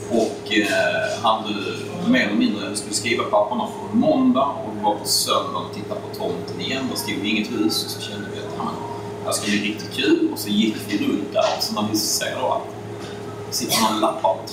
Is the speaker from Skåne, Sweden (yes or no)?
yes; Staffanstorp, Skåne, Sweden; moved away as an adult; now in Stockholm, Sweden; jag är ursprungligen från Staffanstorp nere i Skåne.